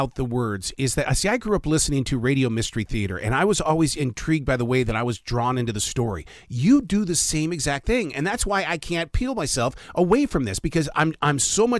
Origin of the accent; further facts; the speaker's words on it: Montana, United States; Because I'm from Montana, and Canada was just right there as my neighbor.